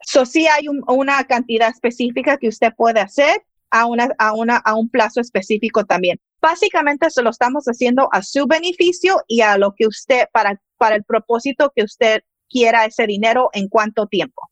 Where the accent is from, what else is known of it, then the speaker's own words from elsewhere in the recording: Mexico; yo soy mexicana, mis papás son mexicanos